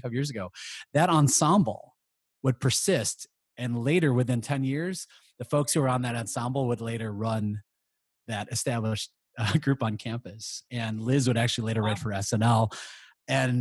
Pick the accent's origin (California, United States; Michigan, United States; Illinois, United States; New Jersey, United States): Illinois, United States; Chicago; moved away as an adult; also born or lived in Houston / St. Paul; now in Milwaukee, United States; I grew up in Chicago, went to school at Northwestern